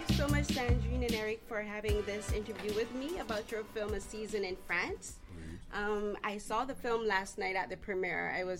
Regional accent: Barbados; now in Canada; I myself am an immigrant. I'm from Barbados. So I've been living in Canada for a while

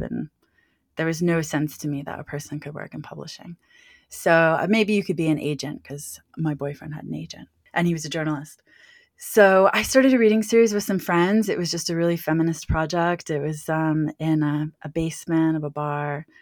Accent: Washington, District of Columbia, United States; I grew up in Washington D.C., so I grew up around, you know, lobbyists and lawyers and things like

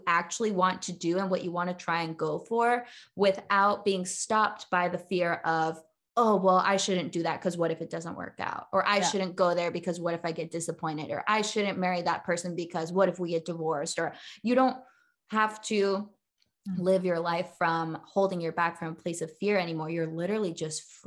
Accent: California, United States; now in Charlotte, United States; I live in Charlotte, North Carolina. But I'm from California originally.

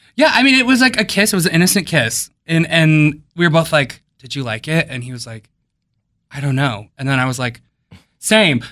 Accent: Wisconsin, United States; now in Silver Spring, United States; I grew up in Wisconsin

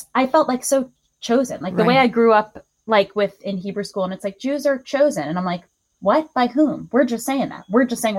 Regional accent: Long Island, New York, United States; I grew up on Long Island

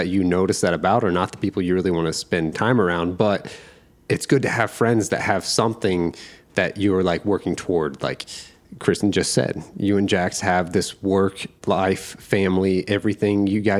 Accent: Indiana, United States; moved away; I'm from Indiana

